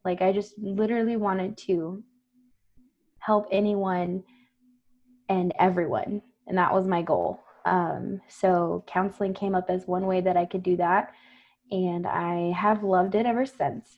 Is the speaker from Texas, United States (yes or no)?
yes; Floresville, Texas, United States; also born or lived in San Antonio, Texas; Grew up in Floresville, Texas